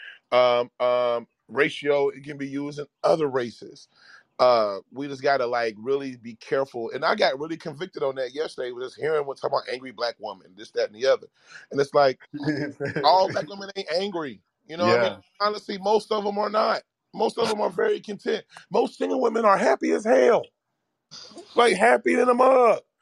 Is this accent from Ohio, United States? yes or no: yes; Cincinnati, Ohio, United States; now in Austin, United States; my favorite radio station growing up in Cincinnati was called 100.9 The Wiz.